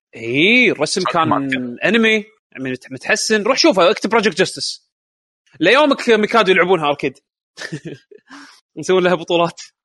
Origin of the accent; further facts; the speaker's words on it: Kuwait; عندنا بالكويت